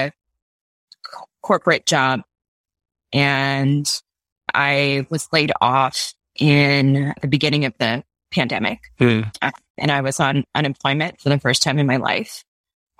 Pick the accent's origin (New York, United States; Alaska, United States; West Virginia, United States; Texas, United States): New York, United States; New York City; moved away as an adult; now in San Francisco, United States; I'm originally from New York. I moved out to the West Coast about 3 years ago